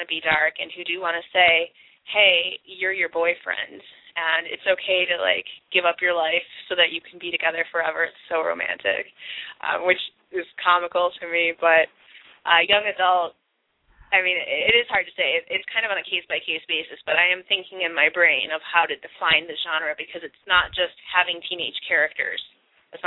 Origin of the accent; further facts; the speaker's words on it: Oxford, Michigan, United States; my hometown, Oxford, Michigan. It's a super small podunk suburb, and it was really boring to live there growing up.